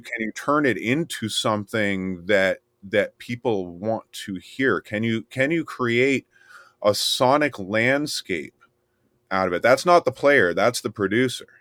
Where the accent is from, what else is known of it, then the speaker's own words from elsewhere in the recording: Miami, Florida, United States; I was born in Miami, and I grew up in the swamp